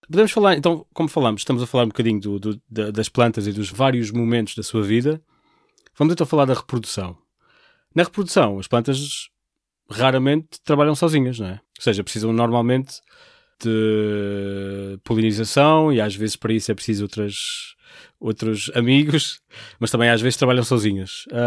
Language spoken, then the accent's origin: Portuguese; Portugal; nós como portugueses